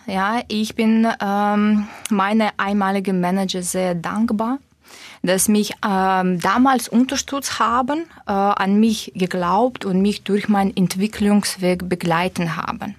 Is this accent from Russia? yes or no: yes; Russia; German is a second language; moved away as an adult; now in Stuttgart, Germany; ich komme ursprünglich aus Russland mit usbekischen Wurzeln